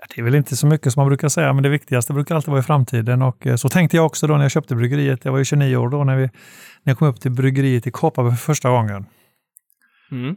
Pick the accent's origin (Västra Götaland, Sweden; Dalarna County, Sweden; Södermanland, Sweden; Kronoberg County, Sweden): Västra Götaland, Sweden; Gothenburg; Jag är själv från Göteborg som kanske hörs och eh, bor fortfarande där